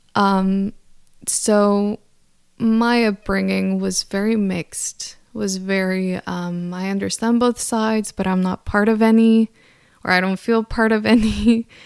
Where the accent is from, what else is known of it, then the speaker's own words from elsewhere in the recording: El Centro, California, United States; I grew up in California. I am Mexican, so I grew up in this small town called El Centro, California, that no one knows about